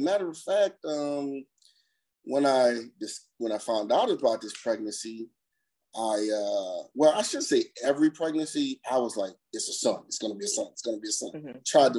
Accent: New Orleans, Louisiana, United States; moved away as an adult; now in Maryland, United States; I am originally from New Orleans. Now I live in Maryland. Moved here after Katrina and been here ever since.

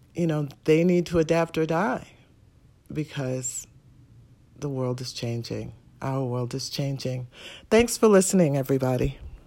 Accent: New York City, New York, United States; I'm from New York City, Manhattan

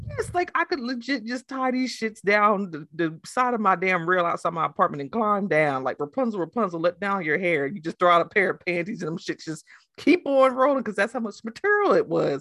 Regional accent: New Jersey, United States; I'm from Jersey

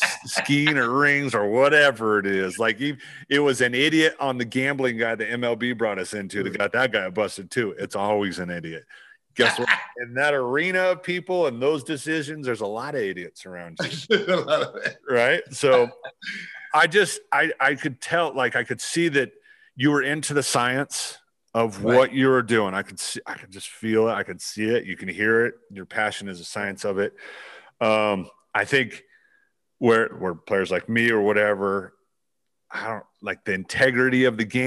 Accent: Utah, United States; I was raised in Utah

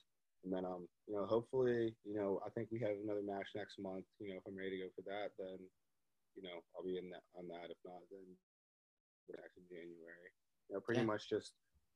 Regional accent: Pittsburgh, Pennsylvania, United States; I'm from Pittsburgh. So, I grew up city of Pittsburgh, right outside. Little town called Oakwood, like, it's in the city.

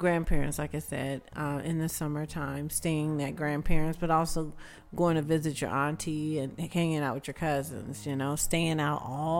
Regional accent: the South, United States; I would say the biggest difference with growing up in the South or spending time in the South, we spent more time outside.

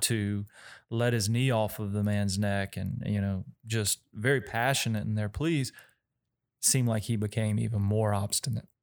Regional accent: Denham Springs, Louisiana, United States; I grew up in Denham Springs

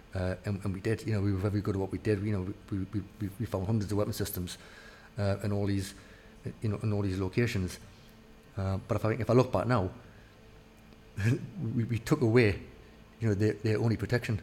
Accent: Newcastle upon Tyne, North East England, United Kingdom; I, I, was labelled as a Geordie

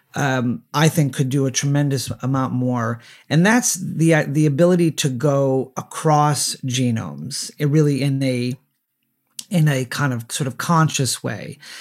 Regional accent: Southern California, United States; my hometown in Southern California

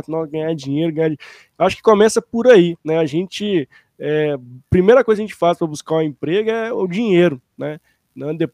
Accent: Brazil; como nós brasileiros, né, fomentarmos isso, trazermos isso à tona

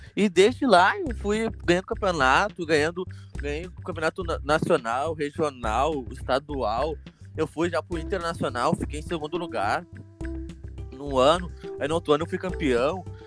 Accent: Rio Grande do Sul, Brazil; sou gaúcho

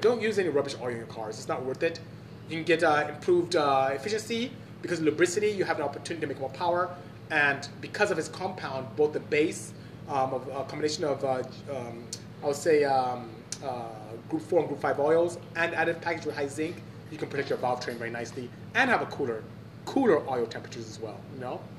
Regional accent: Obuduku, Imo, Nigeria; also born or lived in Aba, Nigeria; I'm from the south, southeast. So um, I live in a city called Aba in Imo State and I'm from Obuduku, which is in Imo State as well.

